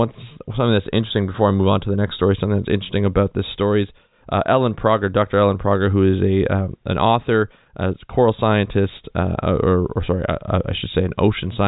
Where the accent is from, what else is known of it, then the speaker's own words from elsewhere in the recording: Canada; I'm a Canadian citizen